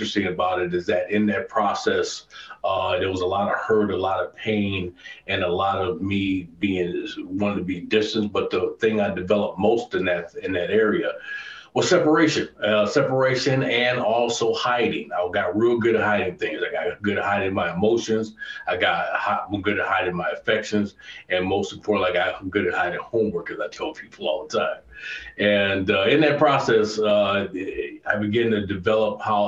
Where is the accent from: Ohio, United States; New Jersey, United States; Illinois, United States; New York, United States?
Illinois, United States; Chicago; I grew up on the South Side of Chicago originally, lived there for years